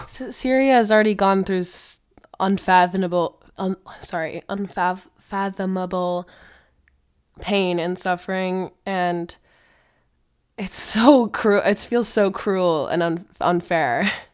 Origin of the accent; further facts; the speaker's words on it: United States; being American